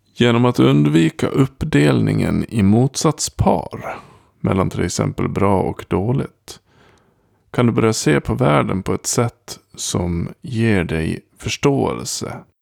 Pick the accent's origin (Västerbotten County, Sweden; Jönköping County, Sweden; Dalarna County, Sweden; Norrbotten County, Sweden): Dalarna County, Sweden; Gagnef; jag kommer från Gagnef